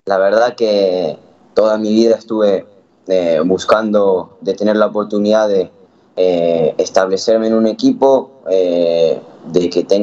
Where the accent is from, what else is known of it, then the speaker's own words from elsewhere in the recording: Curitiba, Paraná, Brazil; born there; Nací en, Curitiba, en Brasil.